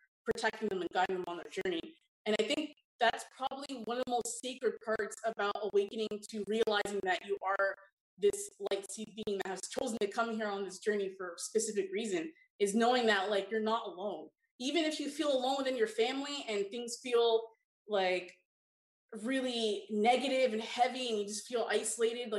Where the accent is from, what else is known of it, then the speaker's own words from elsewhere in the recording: Toronto, Ontario, Canada; I grew up in Toronto, Ontario.